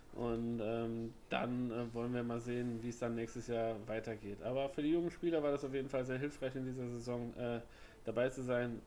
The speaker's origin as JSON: {"language": "German", "region": "Northern Germany", "country": "Germany", "said": "bei uns im Norden"}